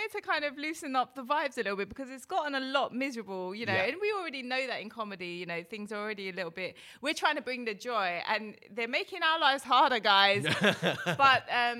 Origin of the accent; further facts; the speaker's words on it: United Kingdom; also born or lived in India (ancestry); I'm British Asian, but my family is from India.